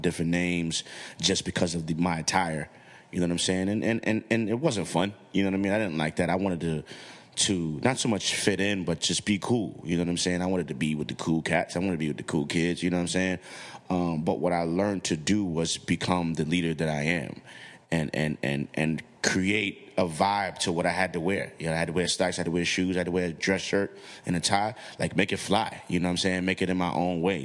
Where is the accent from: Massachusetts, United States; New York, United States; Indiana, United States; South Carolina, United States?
New York, United States; New York City; I'm from the hood, I'm from the Bronx